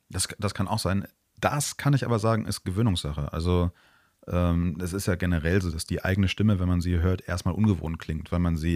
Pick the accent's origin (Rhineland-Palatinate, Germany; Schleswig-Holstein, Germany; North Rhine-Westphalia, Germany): North Rhine-Westphalia, Germany; ich komme ja aus NRW, das bedeutet, jedes Dorf hat da irgendwie